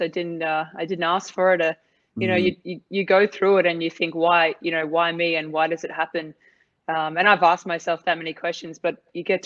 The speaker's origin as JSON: {"language": "English", "country": "Australia", "moved": "as an adult", "lives_now": "Dubai, United Arab Emirates"}